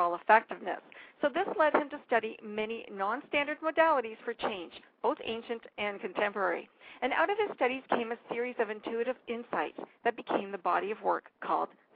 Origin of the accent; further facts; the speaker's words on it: Canada; as a Canadian